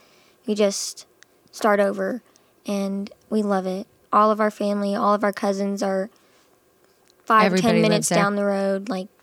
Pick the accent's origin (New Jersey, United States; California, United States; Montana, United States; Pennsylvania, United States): California, United States; Rancho Cucamonga; born there; I was born in California.